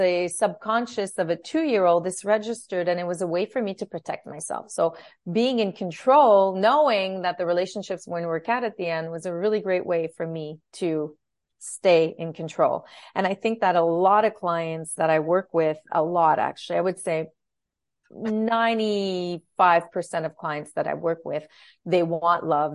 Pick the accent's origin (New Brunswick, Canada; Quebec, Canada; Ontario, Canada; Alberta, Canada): Ontario, Canada; Ottawa; moved away as an adult; also born or lived in Timmins, Ontario / Montreal; I grew up in, in Ottawa